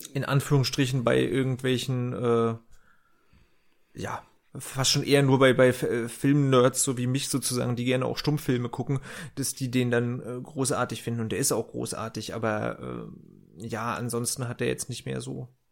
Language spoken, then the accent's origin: German; Northern Germany, Germany; now in Berlin, Germany; als Norddeutscher